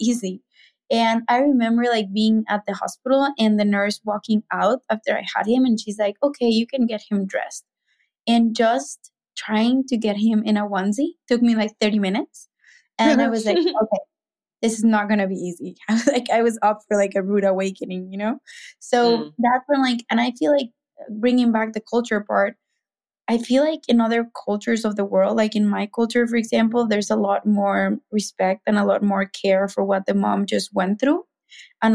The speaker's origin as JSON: {"language": "English", "region": "Mexico City", "country": "Mexico", "tie": "born or raised there", "accent": "Mexican", "second_language": "English", "moved": "as an adult", "said": "I'm Mexican, if you can hear my accent, that's why, like, I have that accent, but I grew up in Mexico City"}